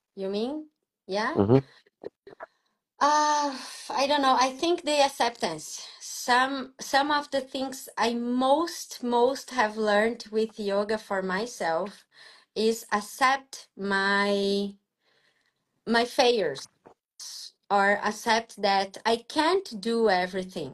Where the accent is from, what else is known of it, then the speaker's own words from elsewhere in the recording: Brazil; I am abroad from Brazil